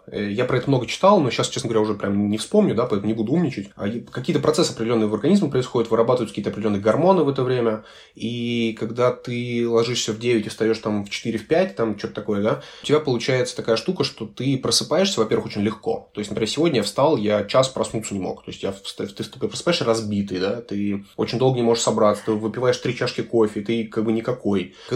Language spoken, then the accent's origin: Russian; Chișinău, Moldova; born there; moved away; also born or lived in Russia / Germany; А, я вообще родился в, в Кишиневе, э, в Молдове. Потом мы переехали в Россию, потом какое-то время я жил в Германии.